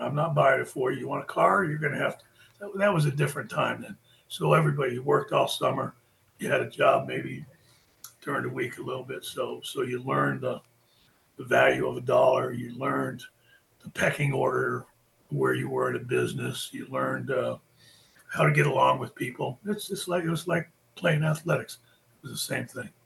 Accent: Florida, United States; also born or lived in Fort Belvoir, Virginia; I was born in Fort Fort Belvoir, Virginia, and my my mom and dad worked in the Pentagon. So from there they they came to Florida. My dad was in the hotel business, so that's why we we're in Florida. Got here when I was like five years old.

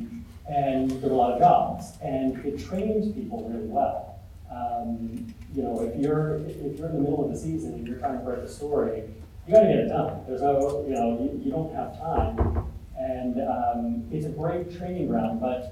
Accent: Bethlehem, Pennsylvania, United States; moved away; growing up in Bethlehem

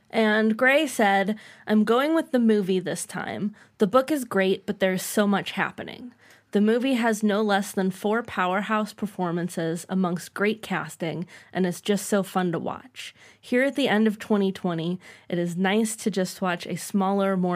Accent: Canada; As a Canadian, I usually have zero draw to these American nostalgia period films.

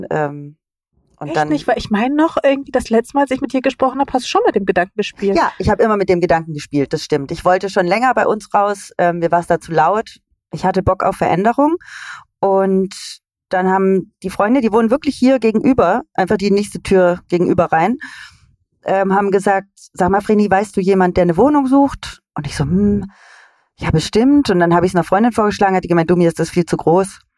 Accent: Southern Germany, Germany; born there; now in Berlin, Germany; ich bin in Süddeutschland geboren.

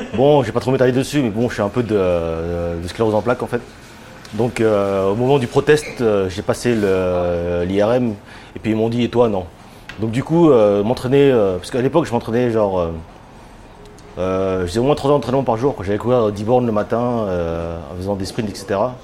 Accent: Seine-et-Marne, Île-de-France, France; moved away as an adult; also born or lived in Tokyo; now in Japan; je suis français, de, euh, de, l'Île-de-France, je suis de Seine-et-Marne

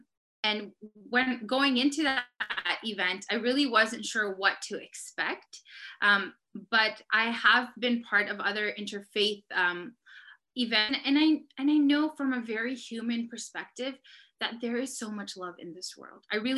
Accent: Surrey, South East England, United Kingdom; I was born and raised in Surrey, that I was born into a Muslim family

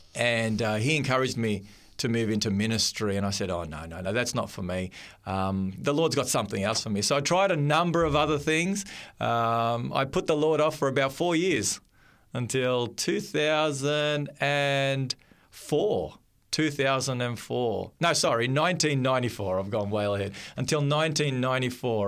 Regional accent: Melbourne, Victoria, Australia; I grew up in Melbourne, and Melbourne's a little bit cool in the winter time.

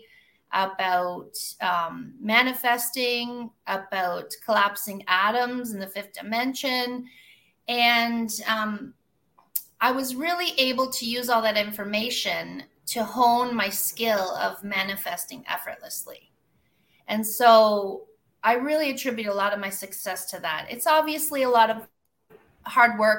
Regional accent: Kawartha Lakes, Ontario, Canada; now in Costa Rica; I'm an accountant from Kawartha Lakes, Ontario, living in the jungle of Costa Rica

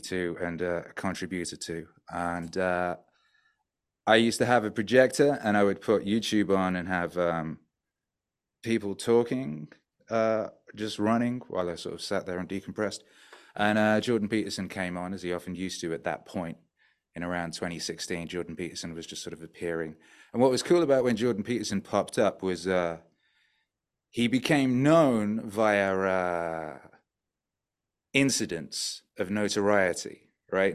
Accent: North Wales, United Kingdom; also born or lived in West Bromwich, England; now in Mexico; I was born in the middle of the U K in the industrial wasteland of West Bromwich, uh, which is, yeah, it's an industrial wasteland. And then when I was, like, two, three, we moved to North Wales.

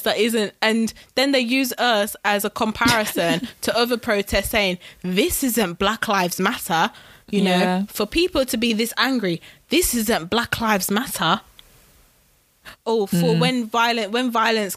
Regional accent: United Kingdom; I was born here

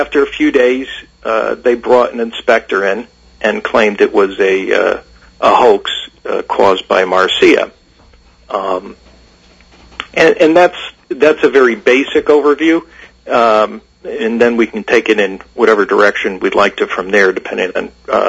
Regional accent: Bridgeport, Connecticut, United States; I grew up in Bridgeport in the 70s and 80s

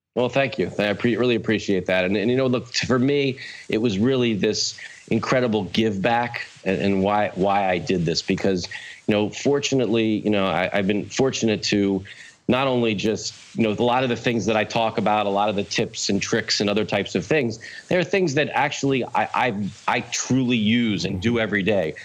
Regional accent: Wilmington, Delaware, United States; I was born in Wilmington, Delaware, uh, the first state

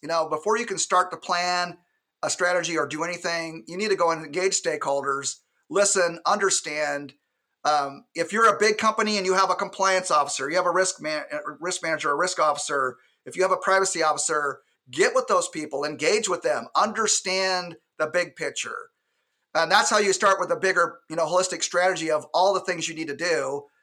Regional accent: Alaska, United States; And I'm from Alaska, born and raised

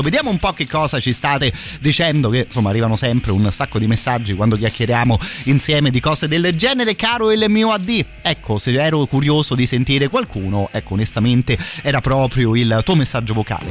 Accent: Italy; noi italiani

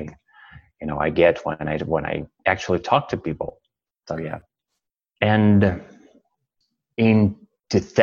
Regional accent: Russia; English is a second language; moved away as an adult; now in Canada; I'm originally from Russia, and now I'm living in Canada, and I've been here for 1 year.

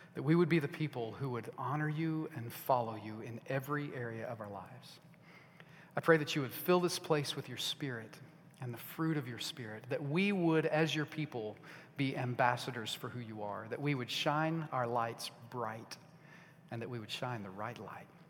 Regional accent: United States; I am American and I'm proud to be

